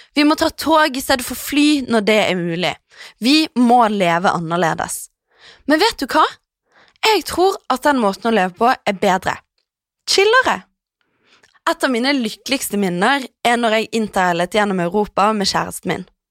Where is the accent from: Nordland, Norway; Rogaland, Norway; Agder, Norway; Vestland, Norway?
Vestland, Norway; Bergen; moved away; satt jeg hjemme i Bergen